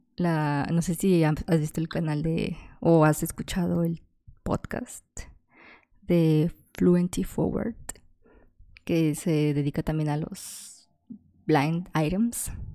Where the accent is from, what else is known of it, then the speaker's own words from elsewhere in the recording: Guadalajara, Jalisco, Mexico; soy de Guadalajara